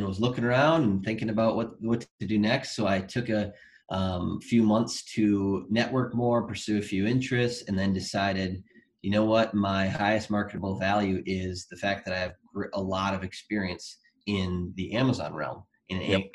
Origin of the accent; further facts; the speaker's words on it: Wisconsin, United States; moved away as an adult; also born or lived in Colorado; I moved from Colorado back to Wisconsin, which I'm originally from